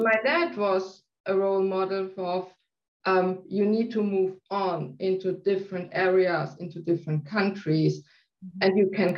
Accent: South Germany, Germany; now in Hamburg, Germany; I'm living in Hamburg, north part of Germany. I'm not from this area. I was born in South Germany.

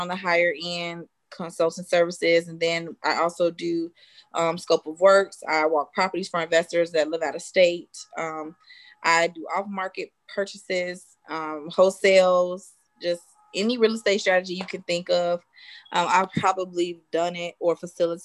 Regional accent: Chicago, Illinois, United States; I grew up on the south side of Chicago

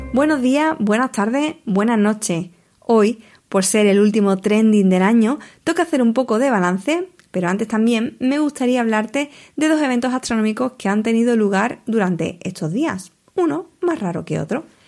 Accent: Huelva, Andalusia, Spain; mi tierra, de Huelva

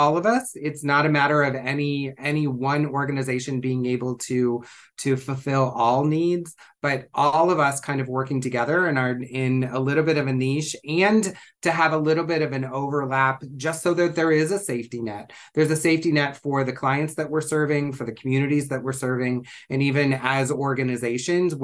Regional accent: Ohio, United States; moved away as an adult; now in San Francisco, United States; I grew up in Ohio and didn't come to California until I was, you know, in my 30s

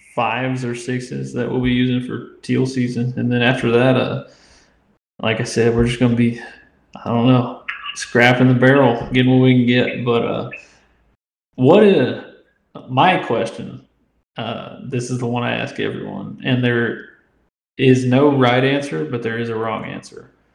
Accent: Indiana, United States; moved away as an adult; now in Louisiana, United States; I'm from Indiana, uh, but I've been down here for three years now

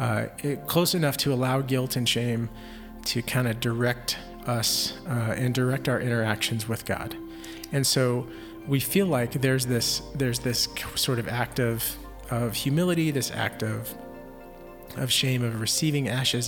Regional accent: Houston, Texas, United States; I grew up in Houston, so or Houston area

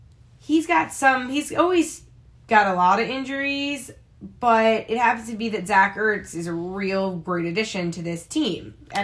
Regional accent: Rockland County, New York, United States; moved away as an adult; also born or lived in Syracuse, New York; now in Park Ridge, New Jersey, United States; I am from Rockland County, New York, and a new resident to Park Ridge, New Jersey.

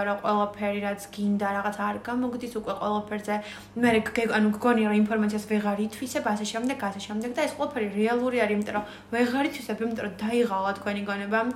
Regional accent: Batumi, Adjara, Georgia; moved away as an adult; now in Tbilisi, Georgia; მე და ანმარია ბათუმიდან ვართ

